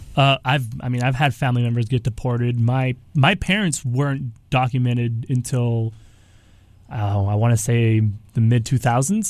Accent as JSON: {"language": "English", "country": "United States", "tie": "born or raised there", "said": "born here in the United States"}